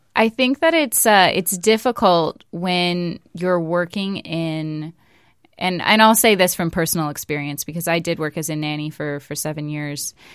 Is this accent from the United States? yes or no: yes; West Coast, United States; moved away; I'm from the West Coast, so I say in the neighborhood